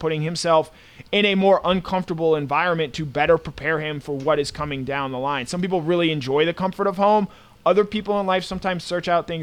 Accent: Atlanta, Georgia, United States; I am from the metro Atlanta area, and my parents moved from New Jersey to Atlanta in January of 1994, and I was born in March of 1994

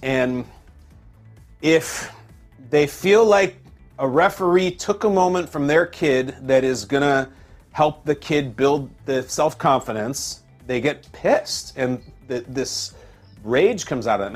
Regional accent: Illinois, United States; I grew up in Illinois.

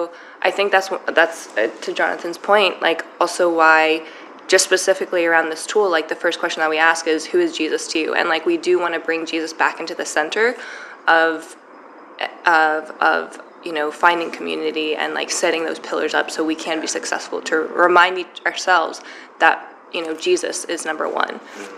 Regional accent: New York City, New York, United States; I think, like, one of the challenges as a New Yorker is, like, we're constantly bombarded

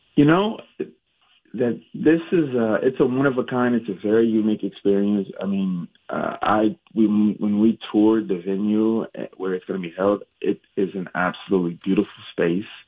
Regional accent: Minnesota, United States; also born or lived in Jackson, Mississippi; Moved to Minnesota when I was seven, uh, and went to North High

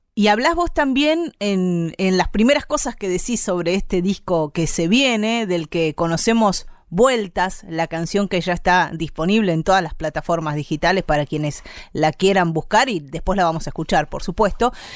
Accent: Argentina; aquí en América Latina, en Argentina sobre todo

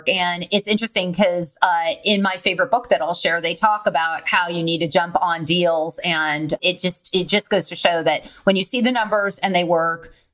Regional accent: California, United States; now in San Antonio, United States; Property taxes are very high here. But I came from California, so nothing's that expensive.

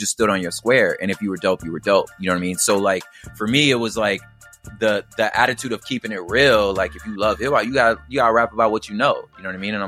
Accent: Los Angeles, California, United States; I grew up, I was, you know, born in South Central. I was raised on like in the East Side.

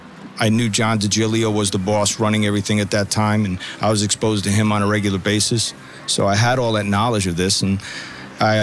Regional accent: Bayonne, New Jersey, United States; I grew up in a city called Bayonne, New Jersey, just outside of Manhattan. Both my grandfather and my father were law enforcement

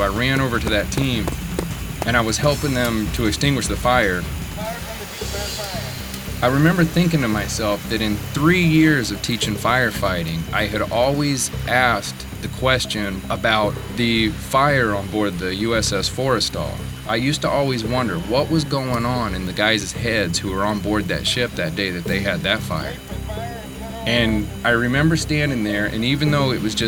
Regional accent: Trafalgar, Indiana, United States; moved away as an adult; I'm originally from Trafalgar, Indiana

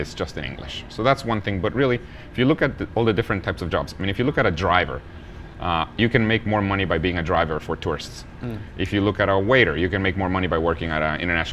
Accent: Guatemala; where I'm from. I was born in Guatemala.

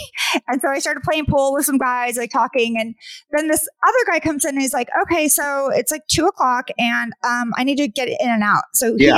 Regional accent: Sacramento, California, United States; I grew up in Sacramento. So like Oakland is right there.

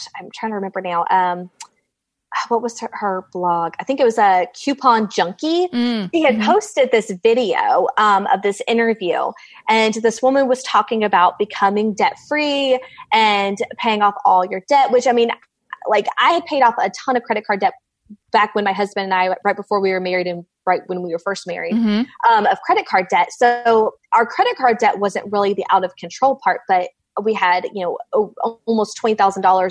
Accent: Georgia, United States; I am from Georgia.

